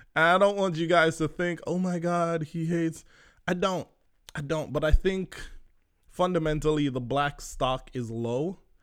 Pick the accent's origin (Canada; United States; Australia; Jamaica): Jamaica; I'm Jamaican